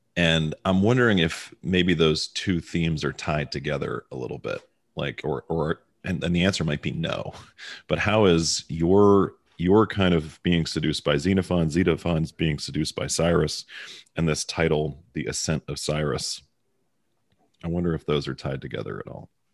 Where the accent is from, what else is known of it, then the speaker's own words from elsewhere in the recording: Baltimore, Maryland, United States; accent: Baltimore; now in Dallas, United States; my Baltimore accent